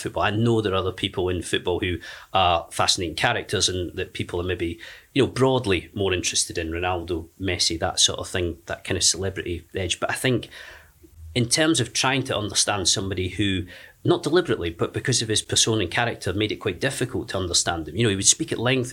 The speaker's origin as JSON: {"language": "English", "town": "Penicuik", "region": "Scotland", "country": "United Kingdom", "tie": "born or raised there", "also_born_or_lived": "Sheffield / Leeds", "moved": "as an adult", "said": "I grew up in Edinburgh until I was 17, a little town south of Edinburgh called Penicuik."}